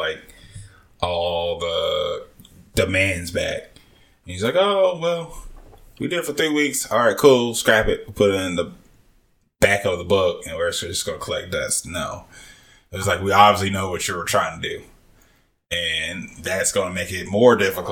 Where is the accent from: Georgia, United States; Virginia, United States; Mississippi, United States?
Georgia, United States; Atlanta; moved away; go to my hometown for a bit